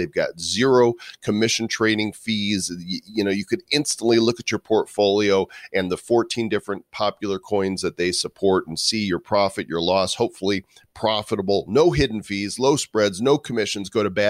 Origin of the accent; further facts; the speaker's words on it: Chicago, Illinois, United States; now in Denver, United States; I'm in Denver and I'm from the Chicago area.